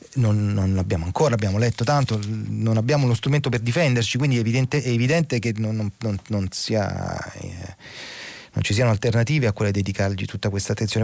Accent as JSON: {"language": "Italian", "town": "Naples", "region": "Campania", "country": "Italy", "said": "da concittadino, sono napoletano anch'io"}